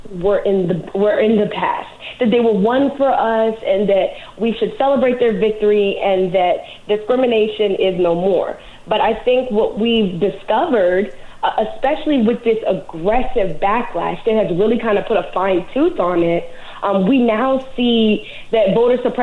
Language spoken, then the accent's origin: English; New Orleans, Louisiana, United States; I grew up in New Orleans, Louisiana